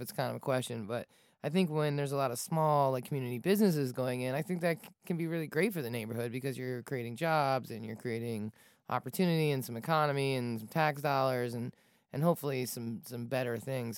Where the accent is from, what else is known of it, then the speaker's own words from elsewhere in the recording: Falls Church, Virginia, United States; I grew up in Falls Church, Falls Church City